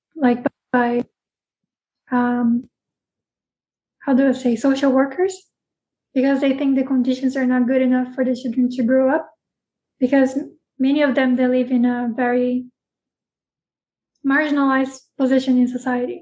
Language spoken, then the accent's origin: English; Brazil; we are from Brazil